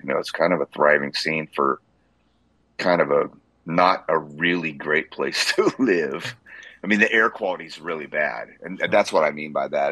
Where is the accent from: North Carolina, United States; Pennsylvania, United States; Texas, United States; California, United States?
California, United States; Central Coast; moved away as an adult; also born or lived in Santa Maria, California / Los Osos, California / Atascadero, California / Bakersfield, California; now in Nashville, United States; I was born and raised in California. I was born on the Central Coast, a city called Santa Maria